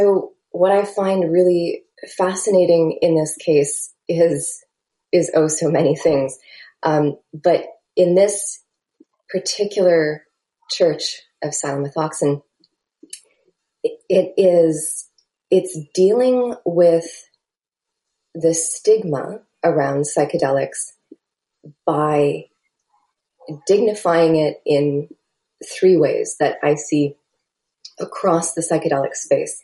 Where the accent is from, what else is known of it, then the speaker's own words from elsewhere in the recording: Canada; I'm a Canadian